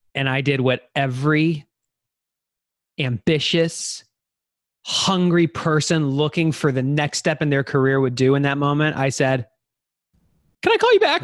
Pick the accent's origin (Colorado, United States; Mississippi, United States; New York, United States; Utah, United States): Colorado, United States; Denver; now in Austin, United States; I was born in Denver and, uh, grew up going to the mountains with my family